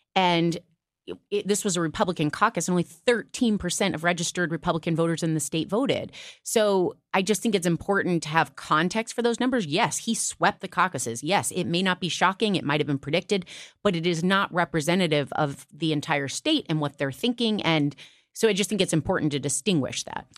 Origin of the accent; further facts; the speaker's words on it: Iowa, United States; moved away; I'm from Iowa